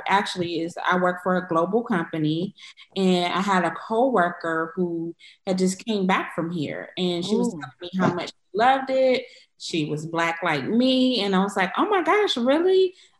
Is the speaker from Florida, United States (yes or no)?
no; Cleveland, Ohio, United States; moved away as an adult; also born or lived in Michigan / Washington, D.C.; now in Stuttgart, Germany; I'm originally from Cleveland, Ohio.